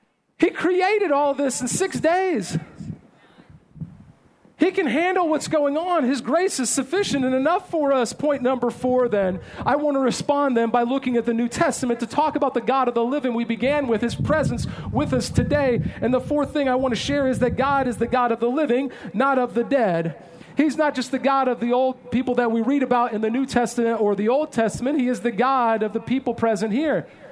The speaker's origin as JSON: {"language": "English", "region": "California", "country": "United States", "said": "There was no earthquake because I came from California. I know how to check."}